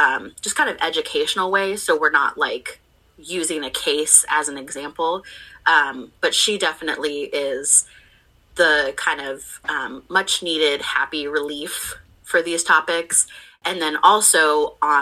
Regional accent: Portland, Oregon, United States; I grew up in Portland

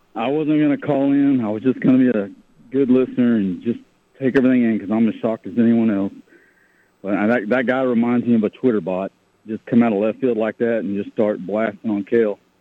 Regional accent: Oklahoma, United States; I grew up in Oklahoma

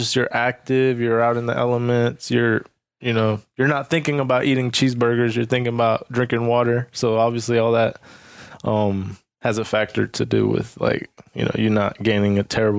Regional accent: Atlanta, Georgia, United States; first language Spanish; English is a second language; also born or lived in Mexico; I grew up in Metro Atlanta. I grew up in like DeKalb

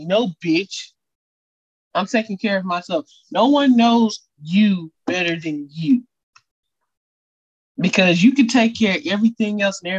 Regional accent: Birmingham, Alabama, United States; We're not from Memphis. We're from Birmingham

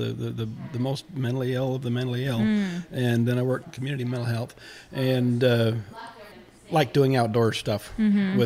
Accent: southeast Idaho, United States; I grew up in southeast Idaho.

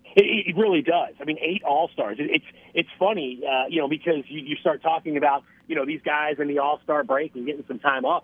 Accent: Philadelphia, Pennsylvania, United States; moved away; Philadelphia is my hometown

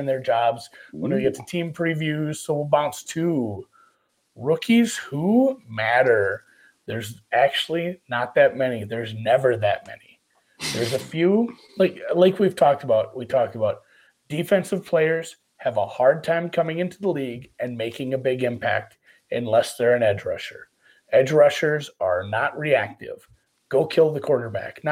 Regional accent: Minnesota, United States; I'm from Minnesota

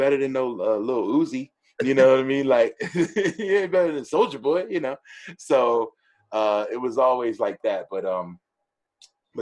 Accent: East Coast, United States; I'm an East Coast dude. I grew up on the East Coast

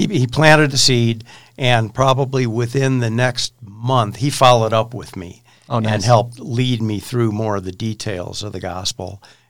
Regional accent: Chicago, Illinois, United States; moved away as an adult; also born or lived in Colorado; I moved from Chicago to Colorado for college. Went to school in Gunnison at Western State College.

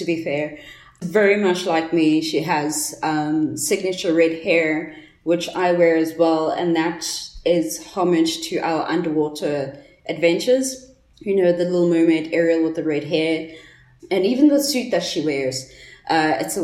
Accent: Johannesburg, Gauteng, South Africa; I'm from Johannesburg

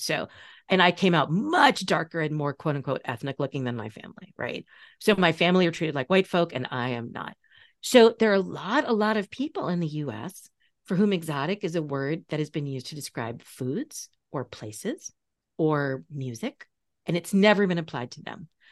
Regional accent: Long Island, New York, United States; you grew up fifteen miles from me. Like, we are both from Long Island

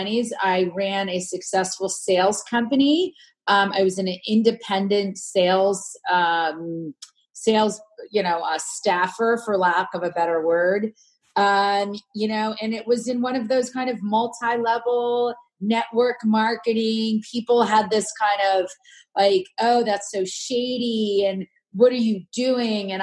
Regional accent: Princeton, New Jersey, United States; I grew up in Princeton, New Jersey

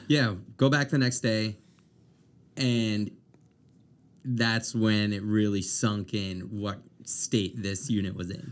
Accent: Amherst, Nova Scotia, Canada; also born or lived in Dartmouth / Halifax; now in Moncton, Canada; I'm from Amherst originally

